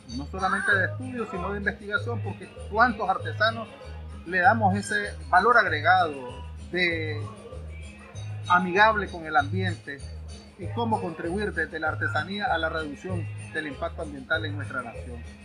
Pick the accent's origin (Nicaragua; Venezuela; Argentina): Nicaragua; Masaya; now in Managua, Nicaragua; somos oriundos de Masaya. Ya actualmente residimos en Managua